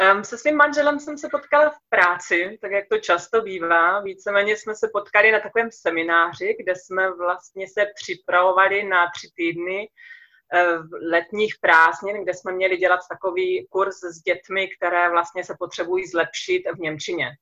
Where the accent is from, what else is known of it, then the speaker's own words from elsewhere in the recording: Czechia; also born or lived in Germany; now in Andalusia, Spain; i u nás mám pocit, že lidi jsou takový emocionálnější